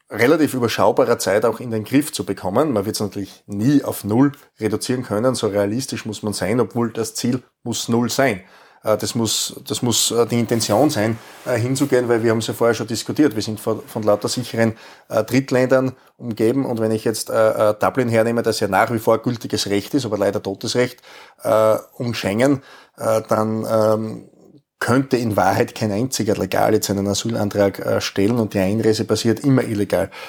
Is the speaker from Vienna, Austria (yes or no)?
no; Styria, Austria; Insgesamt haben wir in meinem Heimatbundesland in der Steiermark mit Stand jetzt 500 Asylquartiere.